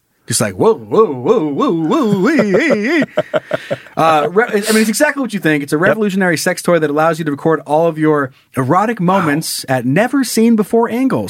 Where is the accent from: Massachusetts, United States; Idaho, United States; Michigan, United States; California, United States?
Idaho, United States; Sun Valley; my hometown of Sun Valley, Idaho